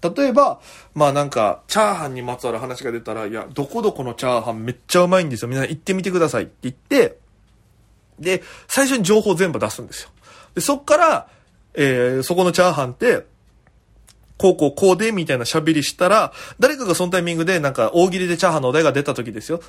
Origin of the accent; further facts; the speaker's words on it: Okinawa, Japan; moved away as an adult; now in Tokyo, Japan; 私県出身で現在東京でフリーのピン芸人として活動しております